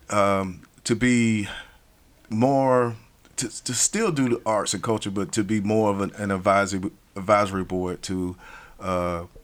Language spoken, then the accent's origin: English; Asheville, North Carolina, United States; Born and raised in Asheville. Um, I went to county schools, city schools. Mm-hmm. Um, graduated from Asheville High.